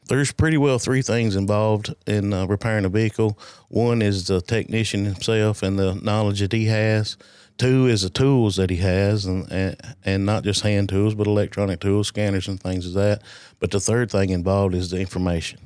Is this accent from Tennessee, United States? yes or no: yes; Alexandria, Tennessee, United States; I grew up in Alexandria. Uh, I've never lived anywhere else.